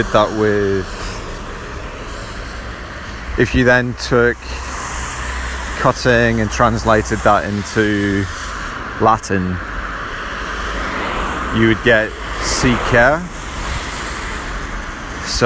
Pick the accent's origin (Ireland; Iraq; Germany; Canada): Ireland; I was born in Ireland